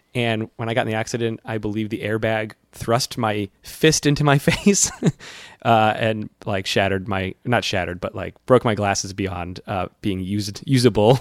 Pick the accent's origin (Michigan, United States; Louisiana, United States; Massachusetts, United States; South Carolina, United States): Massachusetts, United States; central; I'm from central Massachusetts